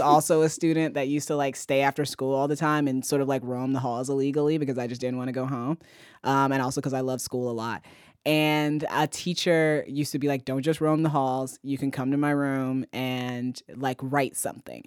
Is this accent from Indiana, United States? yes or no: yes; Fort Wayne, Indiana, United States; I grew up in Fort Wayne, Indiana.